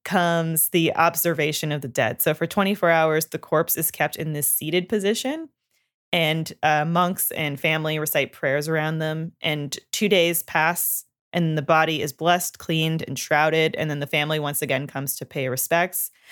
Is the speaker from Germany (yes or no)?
no; Canada; growing up in Canada, we learn French